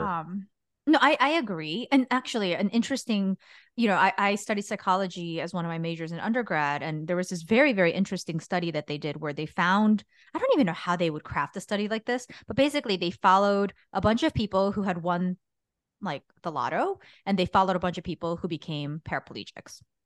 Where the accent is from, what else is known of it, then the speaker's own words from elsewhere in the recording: Guatemala; moved away; I grew up in Guatemala